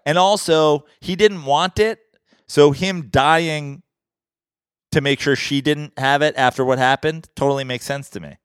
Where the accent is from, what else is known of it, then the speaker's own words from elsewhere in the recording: Westchester, New York, United States; we as proper New Yorker, like, as an, as a downstate Westchester, New York, east of the Hudson, New Yorker